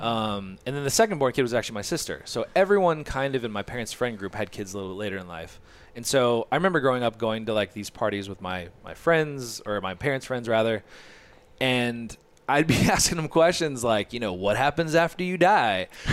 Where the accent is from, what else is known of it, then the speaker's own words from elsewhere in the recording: Orange County, Southern California, United States; I grew up in Orange County, so I didn't, like, live in L